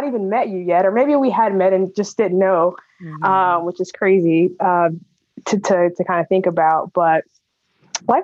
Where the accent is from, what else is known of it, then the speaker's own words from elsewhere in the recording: Denham Springs, Louisiana, United States; I am from Denham Springs, Louisiana, which is a small town outside of Baton Rouge. Life in Denham Springs was great.